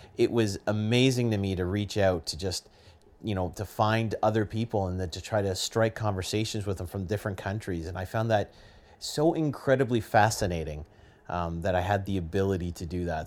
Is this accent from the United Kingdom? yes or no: no; Canada; I'm Canadian